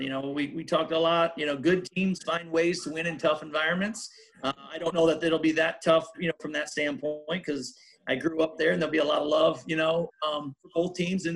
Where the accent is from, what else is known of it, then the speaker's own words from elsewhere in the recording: Humboldt, Iowa, United States; We're both from Humboldt, obviously a number of years apart, but both from Humboldt